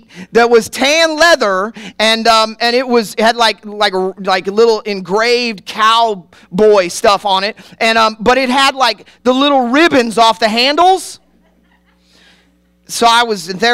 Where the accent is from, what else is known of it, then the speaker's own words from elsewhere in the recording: Kansas City, Missouri, United States; now in Worcester, United States; I grew up in Kansas City